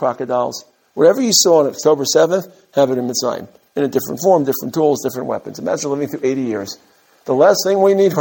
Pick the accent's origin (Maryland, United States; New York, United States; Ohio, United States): New York, United States; New York City; I grew up in Brooklyn.